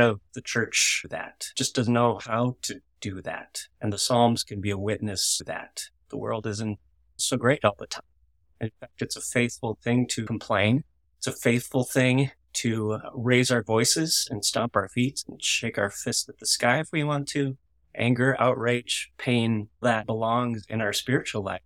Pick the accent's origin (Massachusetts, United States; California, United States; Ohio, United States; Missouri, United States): Missouri, United States; I grew up in Missouri